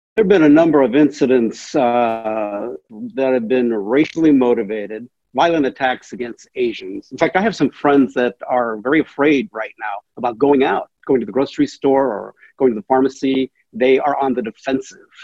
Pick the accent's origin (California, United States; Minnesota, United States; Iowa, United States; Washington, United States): Washington, United States; Wapato; also born or lived in Seattle; Grew up here in Washington State, actually uh, born and raised in the Yakima Valley uh, near a small town called Wapato in central Washington